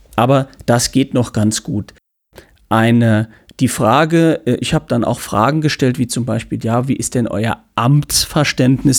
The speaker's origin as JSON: {"language": "German", "town": "St. Ingbert", "region": "Saarland", "country": "Germany", "said": "St. Ingbert, wo ich herkomme"}